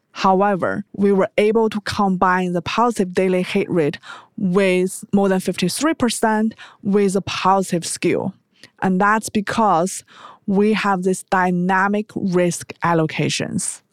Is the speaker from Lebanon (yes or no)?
no; China; moved away as an adult; also born or lived in United States; I was born in China